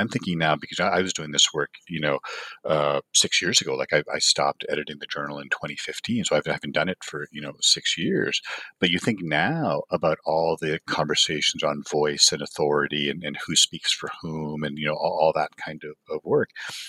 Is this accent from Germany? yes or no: no; Toronto, Ontario, Canada; growing up in Toronto was the Eastern International region.